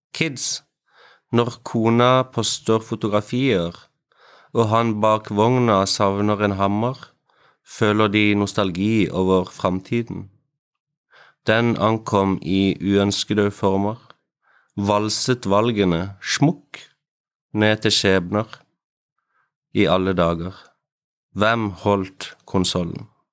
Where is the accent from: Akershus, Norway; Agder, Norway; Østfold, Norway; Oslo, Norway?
Agder, Norway; Kristiansand; jeg kommer fra Kristiansand